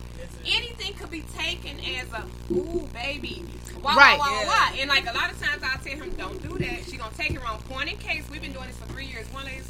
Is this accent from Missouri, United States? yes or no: yes; St. Louis, Missouri, United States; I'm definitely from the Peabody Project.